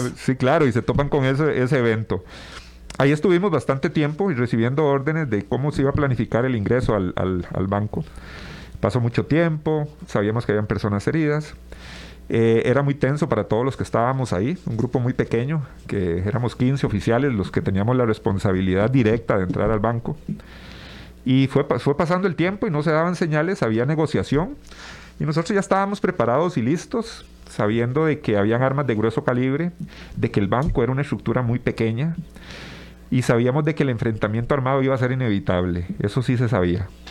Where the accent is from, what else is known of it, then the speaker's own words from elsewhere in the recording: Tibás, San José, Costa Rica; yo soy oriundo también de Tibás